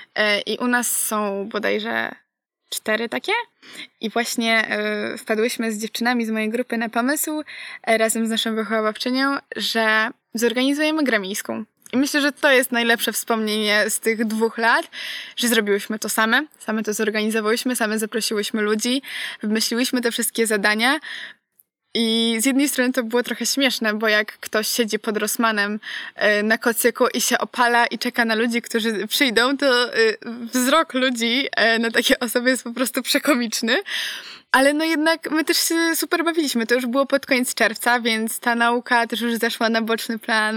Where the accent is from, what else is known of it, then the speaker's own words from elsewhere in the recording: Poland; moved away as an adult; now in Poznań, Poland; Ja pochodzę z Borów Tucholskich